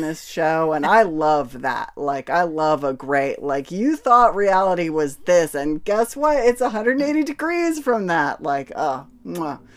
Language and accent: English; United States; as an American person who grew up